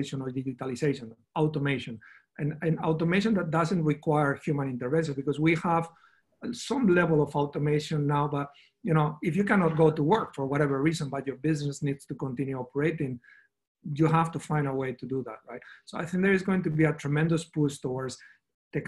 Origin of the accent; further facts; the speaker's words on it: Spain; I come from Spain